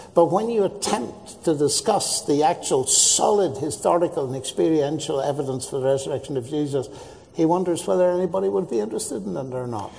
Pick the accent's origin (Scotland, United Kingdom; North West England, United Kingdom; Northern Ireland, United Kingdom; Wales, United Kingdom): Northern Ireland, United Kingdom; I come from Northern Ireland which hasn't always got the best reputation for Christianity.